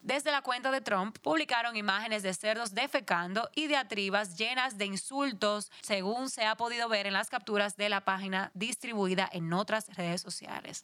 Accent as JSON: {"language": "Spanish", "country": "Dominican Republic", "said": "nosotros como dominicanos"}